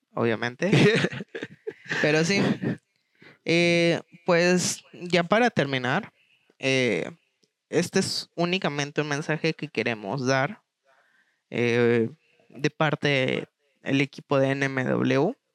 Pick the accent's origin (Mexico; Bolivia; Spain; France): Mexico; tú como mexicano